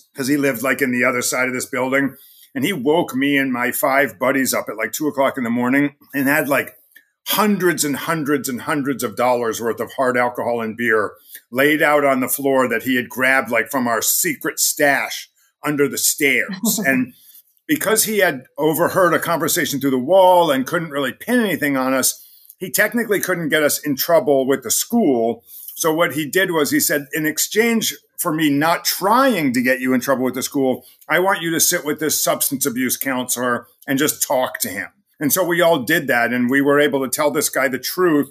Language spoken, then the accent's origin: English; New York City, New York, United States; also born or lived in Connecticut; now in Portland, Maine, United States; I'm from New York City